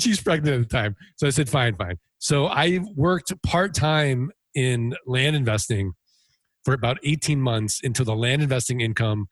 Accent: St. Louis, Missouri, United States

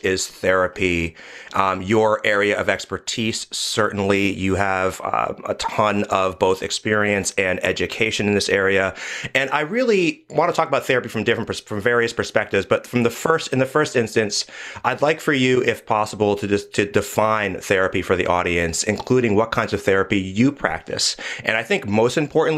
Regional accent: New York area, United States; I'm from New York area

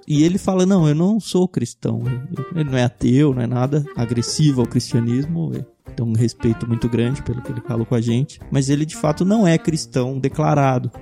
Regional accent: Jundiaí, São Paulo, Brazil; moved away; Eu que vim do interior, eu cresci em Jundiaí

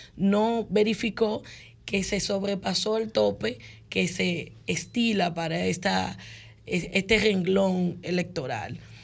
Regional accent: Dominican Republic; como dominicanos

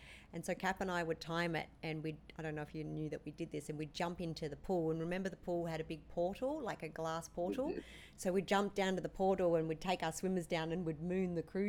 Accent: Sydney, New South Wales, Australia; growing up in the Point Piper house

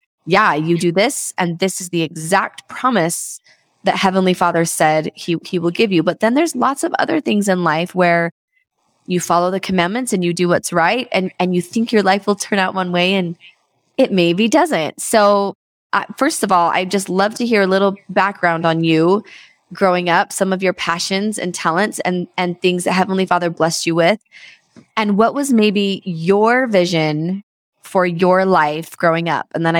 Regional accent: Edmonton, Alberta, Canada; I was born in Edmonton

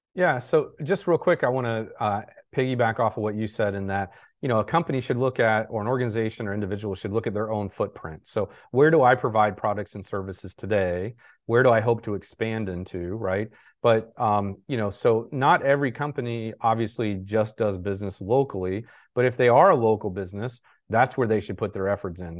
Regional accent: Jacksonville, Florida, United States; I'm from Jacksonville

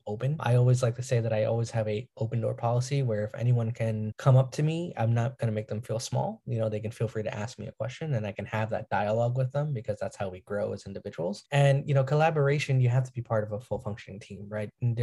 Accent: New York, United States; I'm from New York

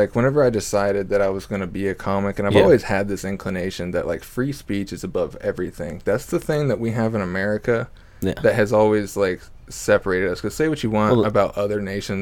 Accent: Oklahoma, United States; we're from Oklahoma in the Midwest

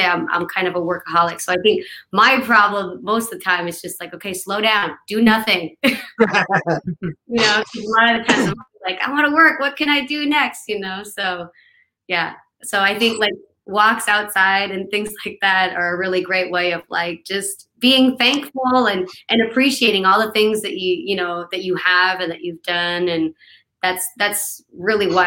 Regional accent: New Brunswick, Canada; moved away as an adult; also born or lived in Los Angeles, United States; now in Nashville, United States; I'm originally from Canada. I'm from New Brunswick, Canada.

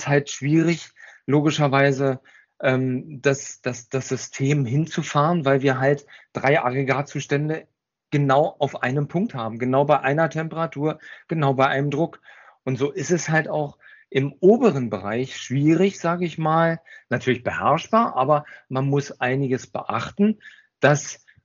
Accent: Berlin, Germany; Ich bin waschechter Berliner, was man eventuell vielleicht nicht hört.

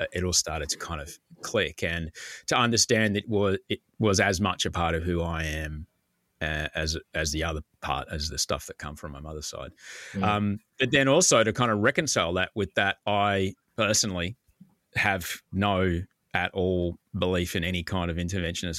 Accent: Brisbane, Queensland, Australia; growing up in Brisbane

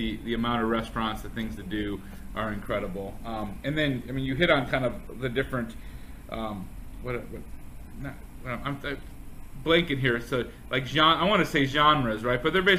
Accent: Chicago, Illinois, United States; also born or lived in Arizona; now in Houston, United States; So I'm originally from Chicago

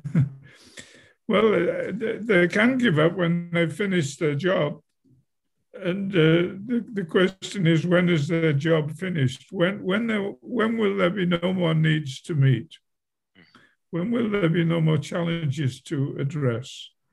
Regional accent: England, United Kingdom; moved away as an adult; also born or lived in Milwaukee, Wisconsin; I was I was born in England at a very early age

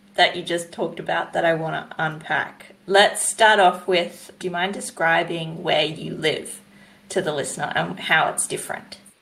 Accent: New South Wales, Australia; I'm from New South Wales

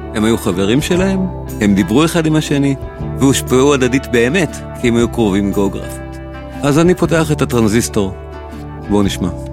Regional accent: Israel

